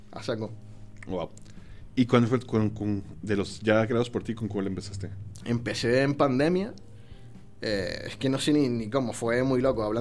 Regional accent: Canary Islands, Spain; now in Mexico; Pues Islas Canarias

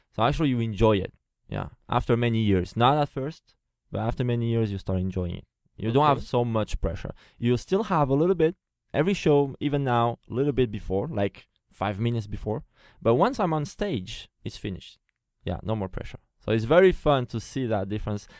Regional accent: Portugal; first language Portuguese; English is a second language; also born or lived in France; now in Taiwan; I'm French, like I said, but uh, I was born in Portugal. So my first language is Portuguese

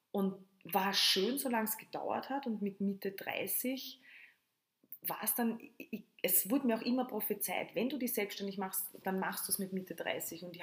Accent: Lower Austria, Austria; moved away as an adult; also born or lived in Tulln; now in Vienna, Austria; bin aus Niederösterreich, also wirklich am, am, am Land zu Hause und bin dann 2003 nach Wien gegangen

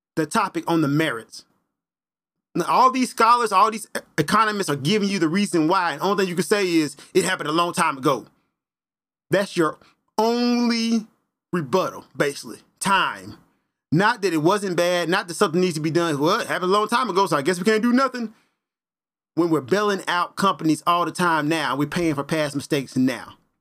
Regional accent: Memphis, Tennessee, United States; I am from Memphis, Tennessee

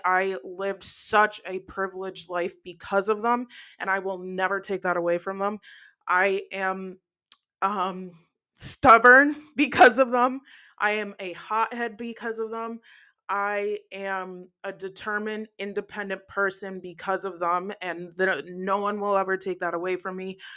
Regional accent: New Jersey, United States; moved away; also born or lived in New York; I was adopted from New York, raised in New Jersey for the first part of my life

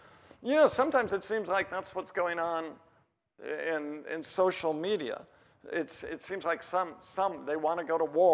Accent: Oregon, United States; I'm from Oregon

